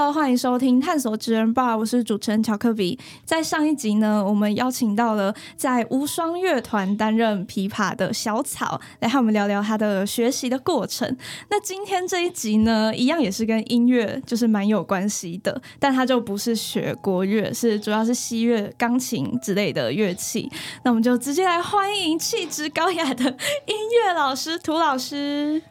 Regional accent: Miaoli County, Taiwan; 我们是苗栗人

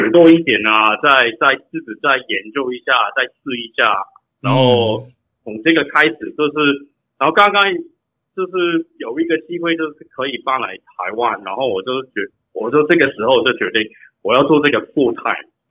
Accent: Canada; moved away as an adult; now in Taiwan; 我是从我是在加拿大长大的，

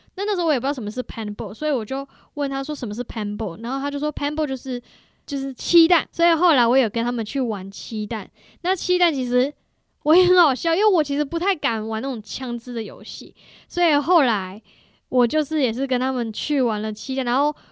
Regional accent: Taiwan; moved away as an adult; also born or lived in Canada; 我们在台湾想的是杂货店的话

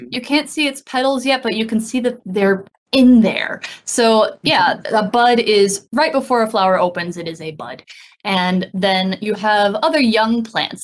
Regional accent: United States; now in Taiwan; I haven't been back to my home state

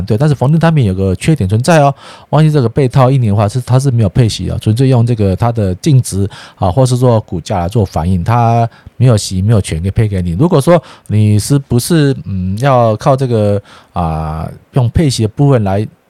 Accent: Taiwan; 我是台湾人，我是台湾音音的哈，所以有时候啊，朋友都纠正我，怎么不讲这个左岸的用语？我们是台湾。

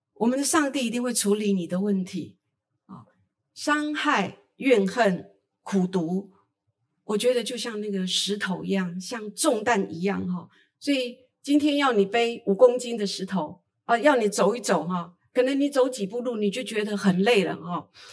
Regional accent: Taitung County, Taiwan; 我来自台东，呃，卑南族

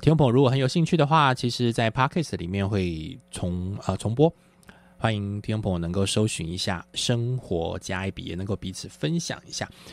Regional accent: Taiwan; 我在一个，呃，眷村里面长大

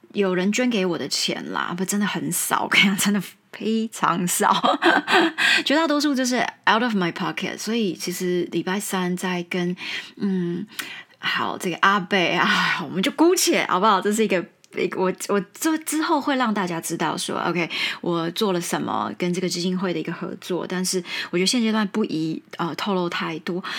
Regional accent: Taiwan; first language Mandarin; 但是我可能真的在中英文。台语都是我的母语

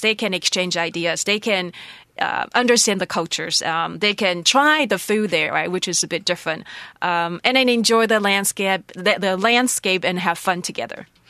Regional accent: Taroko, Hualien County, Taiwan; also born or lived in Shanghai; in my home, in my village home, in my Taroko village

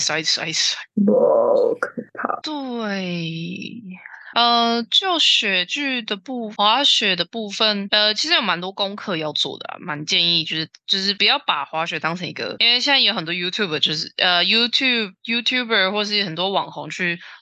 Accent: Taiwan; 我们台湾人

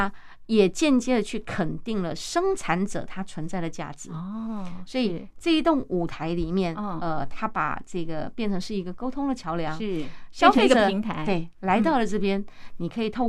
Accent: Tainan, Taiwan; moved away as an adult; also born or lived in Taipei; 因为我是台南女儿，我结婚就住在台北。

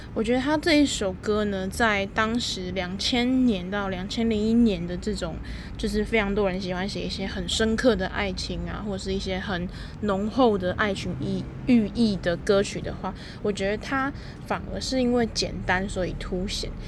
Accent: Taipei, Taiwan; 我自己就是从小到大都在台北长大

